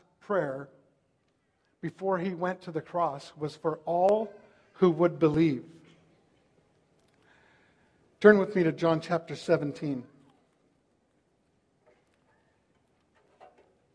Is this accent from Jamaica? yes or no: no; Langley, British Columbia, Canada; also born or lived in White Rock / Vancouver; I was raised in Langley, went to Langley Central Elementary School